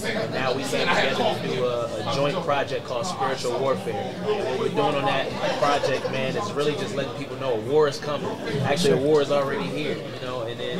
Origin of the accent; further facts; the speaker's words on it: Cleveland, Ohio, United States; So I'll just start at Garfield Heights. You know, I'm a Cleveland's